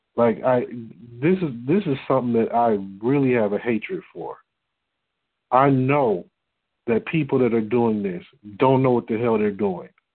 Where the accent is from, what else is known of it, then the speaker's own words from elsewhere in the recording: Detroit, Michigan, United States; moved away as an adult; now in Texas, United States; I'm from Detroit